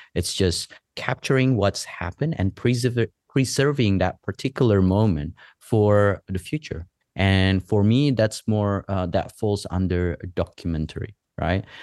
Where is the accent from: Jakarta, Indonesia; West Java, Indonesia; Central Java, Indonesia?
West Java, Indonesia; moved away as an adult; also born or lived in Los Angeles / Australia / Canada; now in Bali, Indonesia; I was born in West Java in, um, in the island there and, um, in, in the Java Island. And then during middle school, I spent a little bit of time, couple of years in Los Angeles. I came back to Indonesia for high school